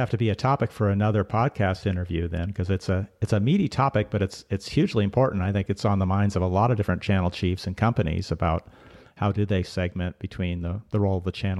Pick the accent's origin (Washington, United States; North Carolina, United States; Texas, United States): Washington, United States; Seattle; moved away as an adult; also born or lived in Colorado; I grew up in Seattle and grew up skiing there in the mountains around Seattle. But then I moved to Colorado to go to college